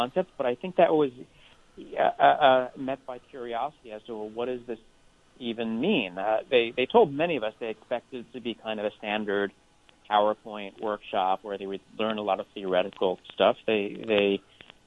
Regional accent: United States; as an American

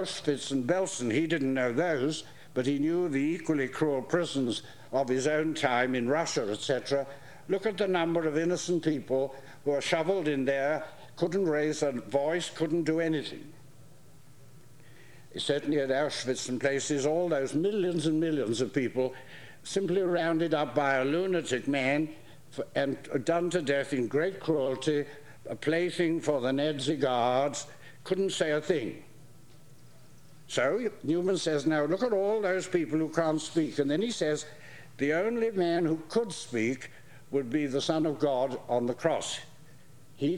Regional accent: England, United Kingdom; coming from England

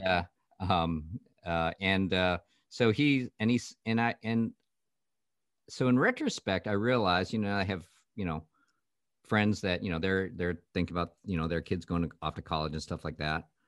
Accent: Canada; I grew up in Canada

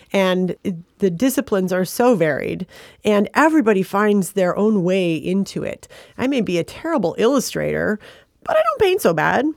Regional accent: Flint, Michigan, United States; also born or lived in Ann Arbor; I was born in Flint, and, uh, which is just about forty-five minutes from Ann Arbor

